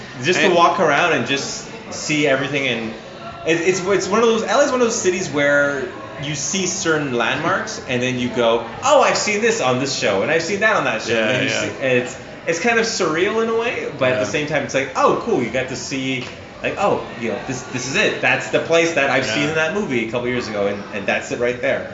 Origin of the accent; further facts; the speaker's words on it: Canada; now in Los Angeles, United States; It's been difficult because as a Canadian, you're so limited on what you can and can't do.